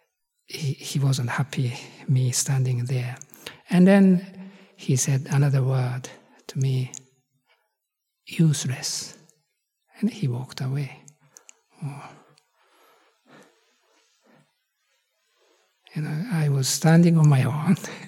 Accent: Japan; moved away; I come from Japan

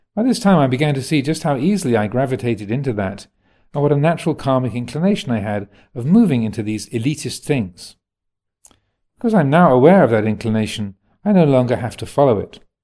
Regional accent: United States; moved away; I am an American

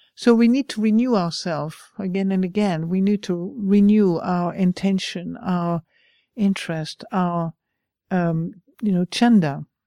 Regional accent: France; English is a second language; moved away; I'm French, I'm not even English.

